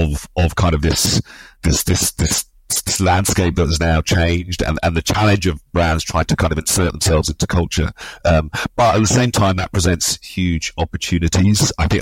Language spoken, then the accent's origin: English; London, United Kingdom; I grew up obviously in London, the son of Nigerian immigrants.